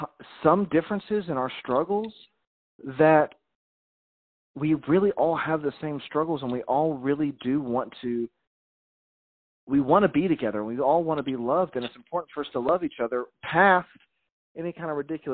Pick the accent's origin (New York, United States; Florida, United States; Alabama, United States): Alabama, United States; Montgomery; also born or lived in Chicago, Illinois; I was not born here either. I was a man. I was born in Chicago. Right on. I was down south when I was young. Like I said, I went to high school in Montgomery, Alabama.